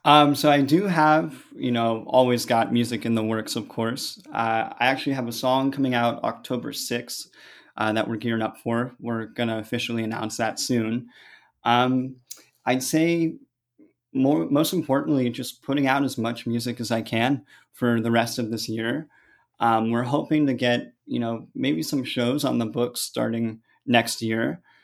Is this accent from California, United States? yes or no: yes; San Francisco, California, United States; I'm from San Francisco. I grew up in the suburbs, just about twenty minutes south.